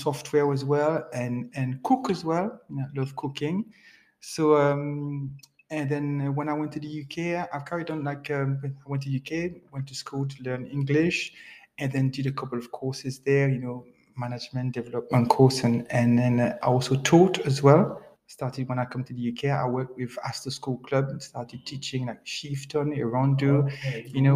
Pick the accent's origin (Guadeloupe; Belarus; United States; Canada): Guadeloupe; English is a second language; moved away as an adult; also born or lived in Paris, France; now in Nottingham, United Kingdom; But I grew up in the Caribbean all my life, since I was 23, in an island called Guadeloupe, a beautiful island, French-speaking island